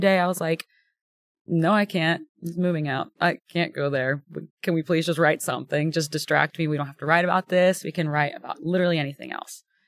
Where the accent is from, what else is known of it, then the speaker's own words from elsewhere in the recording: Houston, Texas, United States; moved away as an adult; now in Nashville, United States; I'm born and raised in Texas